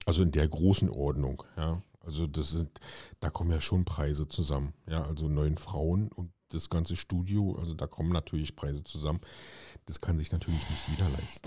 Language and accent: German; East Germany, Germany; ich bin ja ein Ossi, ja. Ich hatte in der Schule, ähm, in meiner Grundschule nichts mit Englisch zu tun, nur Russisch.